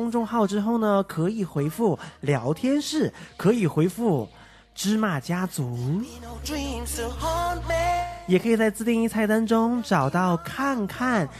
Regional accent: Taiwan; 我其实是台湾来的。

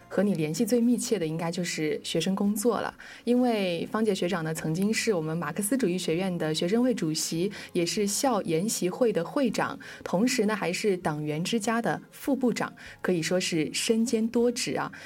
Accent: Zhejiang, China; 我们生在浙江

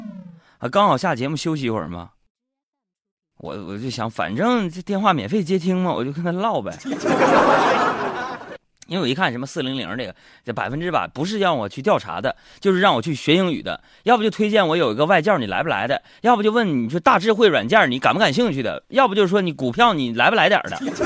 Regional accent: Fujian, China; 你猜不到吧？H 打头，我是福建人呐。

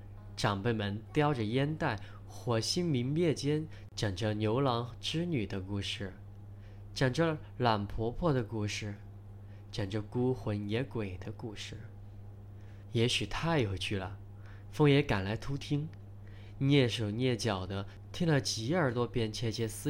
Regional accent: Shandong, China; 我的故乡在山东的农村老家，

